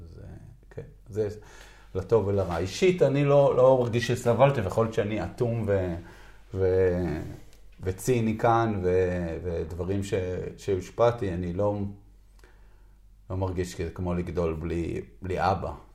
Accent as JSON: {"language": "Hebrew", "country": "Israel", "tie": "born or raised there", "said": "אני נולדתי בקיבוץ"}